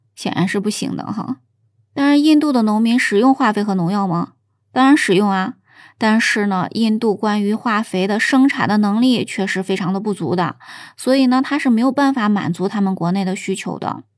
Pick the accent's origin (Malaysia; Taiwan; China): China; 我们中国人